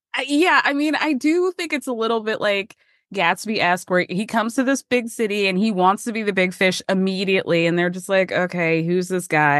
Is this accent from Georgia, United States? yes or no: yes; Georgia, United States; I grew up in Georgia